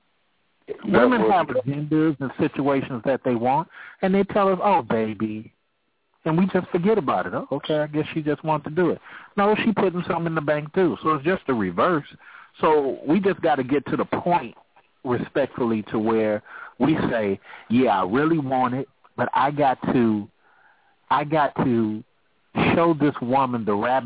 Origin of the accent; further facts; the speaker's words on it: Oakland, California, United States; I'm from Oakland, California